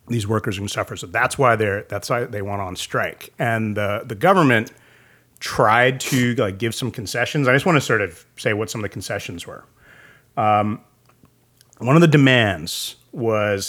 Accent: United States; also born or lived in India; when I grew up in America

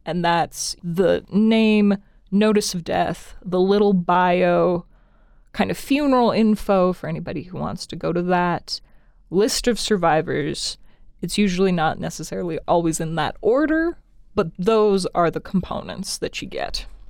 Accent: Cody, Wyoming, United States; also born or lived in Laramie, Wyoming; I'm originally from Cody, Wyoming, up north.

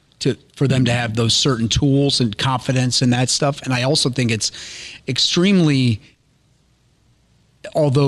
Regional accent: Pemberville, Ohio, United States; growing up in Pemberville, it was a town where we didn't have a dojo

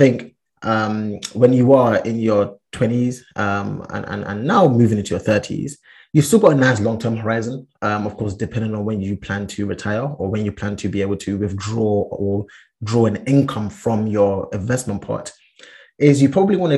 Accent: Ghana; Big up my Ghanaians. I am Ghanaian. I was actually born in Ghana as well, but I've been there basically all my life.

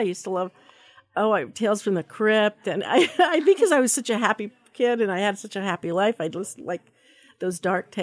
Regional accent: Pueblo, Colorado, United States; now in Idaho, United States; I was born actually in Pueblo, Colorado, and we've been here for a long, long time

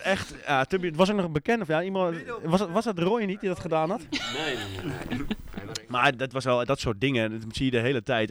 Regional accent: Haarlem, North Holland, Netherlands; uit Haarlem

